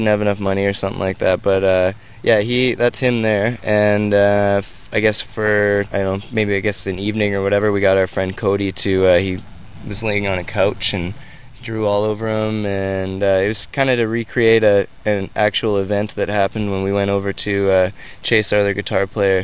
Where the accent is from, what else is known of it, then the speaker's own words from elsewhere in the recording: Alberta, Canada; moved away as an adult; now in Vancouver, Canada; three of us grew up, myself and Shane and Lauren grew up in province to the east of it, Alberta